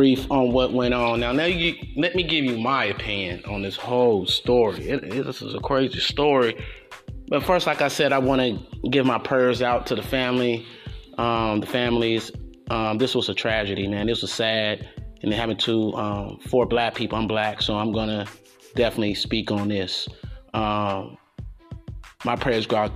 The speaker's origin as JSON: {"language": "English", "country": "United States", "said": "as an American"}